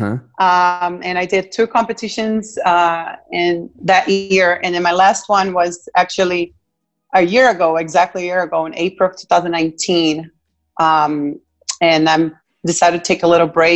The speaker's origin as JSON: {"language": "English", "country": "Brazil", "also_born_or_lived": "Argentina", "moved": "as an adult", "lives_now": "United States", "said": "I'm originally from Brazil, like I said. I've been in the United States for 14 years"}